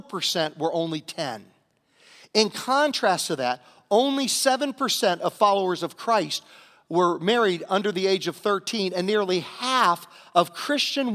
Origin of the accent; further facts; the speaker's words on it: Virginia, United States; my home state of Virginia